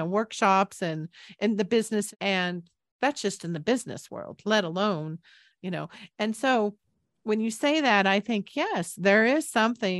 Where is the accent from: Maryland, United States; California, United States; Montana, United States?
California, United States; San Jose; moved away as an adult; also born or lived in Boulder, Colorado; I moved back from Boulder back to my hometown in San Jose, California